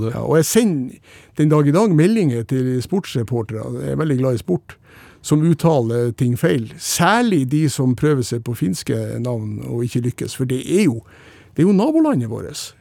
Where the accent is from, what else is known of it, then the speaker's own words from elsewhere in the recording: Lofoten, Nordland, Norway; moved away; det er jo heimplassen min i Lofoten